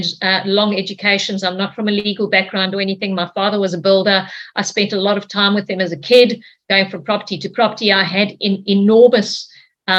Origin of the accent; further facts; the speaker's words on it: Cape Town, Western Cape, South Africa; moved away as an adult; now in Australia; I'm from South Africa, from Cape Town in South Africa